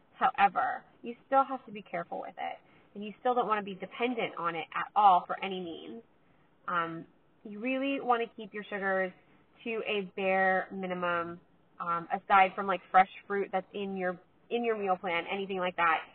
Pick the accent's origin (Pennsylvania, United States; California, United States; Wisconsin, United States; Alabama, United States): California, United States; I'm from California